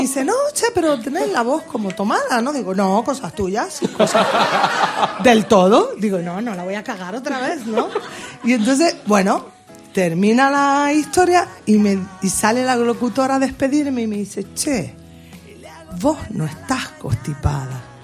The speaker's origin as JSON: {"language": "Spanish", "country": "Spain", "said": "mi tierra, en España"}